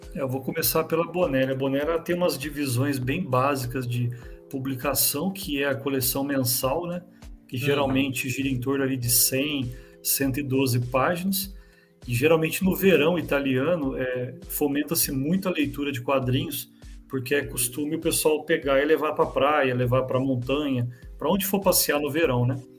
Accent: São José dos Campos, São Paulo, Brazil; Interior, a gente fica em São José dos Campos, é 80 quilômetros de São Paulo.

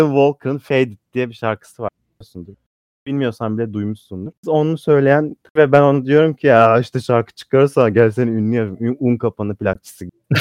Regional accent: Samsun, Turkey; moved away; Ben Samsunluyum.

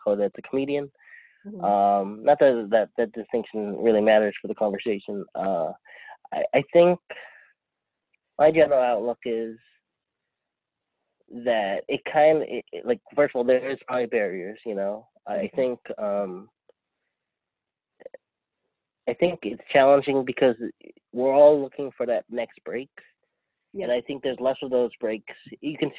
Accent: San Diego, California, United States; I grew up in San Diego, which parts of it have Filipino, but parts of it don't.

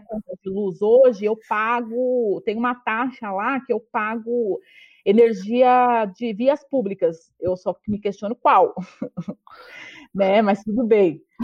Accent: São Paulo, Brazil; eu venho da periferia de São Paulo, sou da zona leste

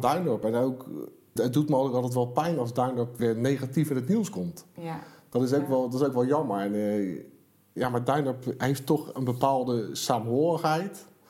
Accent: The Hague, South Holland, Netherlands; als je hier al, al heel je leven woont

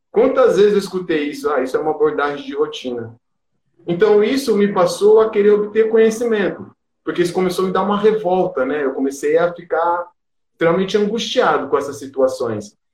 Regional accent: periphery of São Paulo state, Brazil; eu venho da periferia do estado de São Paulo

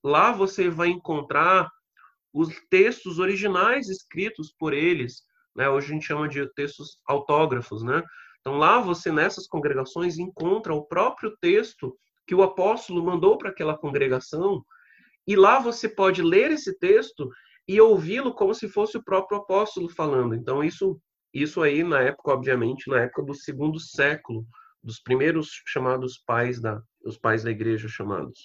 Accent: Brazil

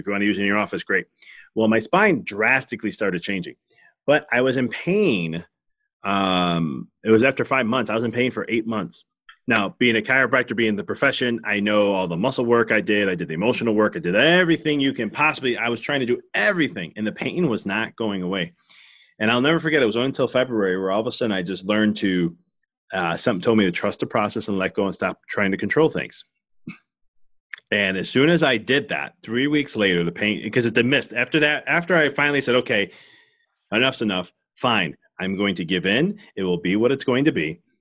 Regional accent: Chicago, Illinois, United States; being fellow Chicagoan

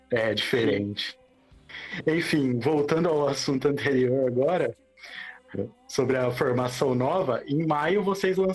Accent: Americana, São Paulo, Brazil; de americana

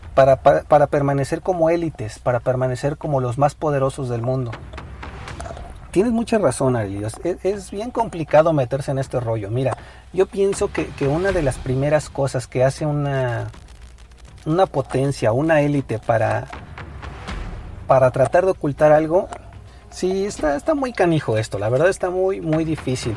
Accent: Mexico; somos mexicanos y vivimos esta situación día a día

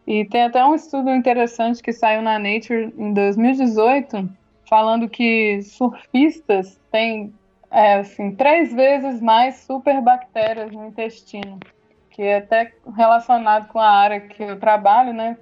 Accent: Brazil; aqui no Brasil, né, nós, como brasileiros

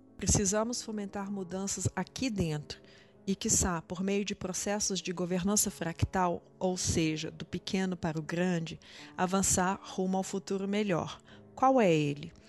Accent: Brazil; como brasileiros, brasileiras, cidadãos e cidadãs do mundo

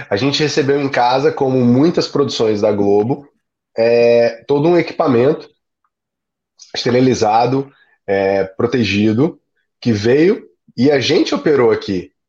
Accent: São Luís, Maranhão, Brazil; Eu sou nordestino, então eu tenho aí alguma facilidade para chegar nos lugares, né? E sou de São Luís, onde o sotaque é um pouco mais neutro na capital.

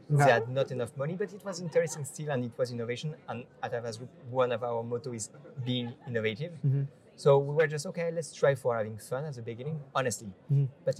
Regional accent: Paris, Île-de-France, France; also born or lived in Ireland; I'm from Paris.

